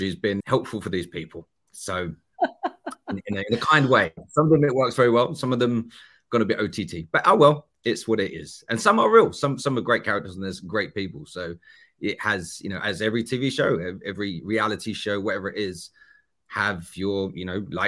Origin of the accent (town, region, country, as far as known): Essex, East of England, United Kingdom